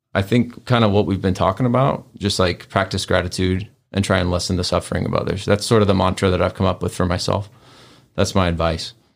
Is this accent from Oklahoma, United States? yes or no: yes; Tulsa, Oklahoma, United States; moved away as an adult; now in Memphis, United States; I was born here, but I grew up in Oklahoma